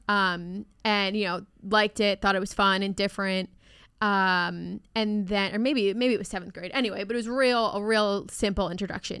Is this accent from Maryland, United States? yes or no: yes; Maryland, United States; I'm from Maryland